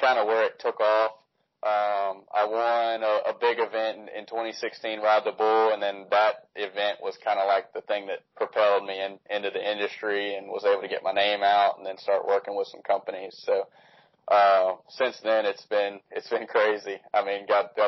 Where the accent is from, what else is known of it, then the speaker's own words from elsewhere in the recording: Baton Rouge, Louisiana, United States; I'm from Baton Rouge, Louisiana